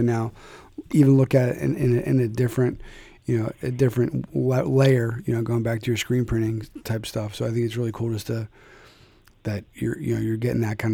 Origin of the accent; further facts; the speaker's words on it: Philadelphia, Pennsylvania, United States; I'm from Philly